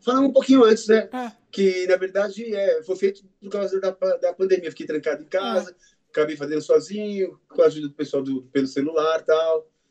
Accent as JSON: {"language": "Portuguese", "country": "Brazil", "said": "Nós somos brasileiros"}